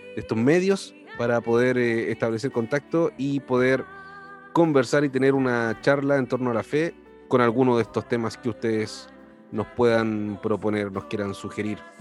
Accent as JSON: {"language": "Spanish", "town": "Viña del Mar", "region": "Valparaíso", "country": "Chile", "said": "nosotros somos de Viña del Mar"}